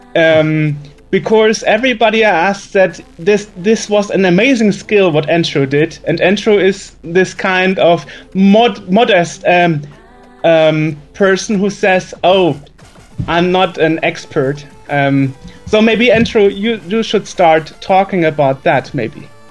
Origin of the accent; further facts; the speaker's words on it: Germany; accent: German; English is a second language; my German accent